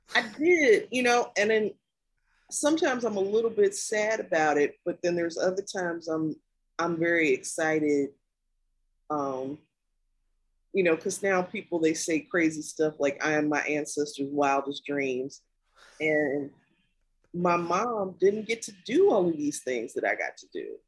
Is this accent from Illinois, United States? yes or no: yes; Kankakee, Illinois, United States; moved away; I grew up in Kankakee, Illinois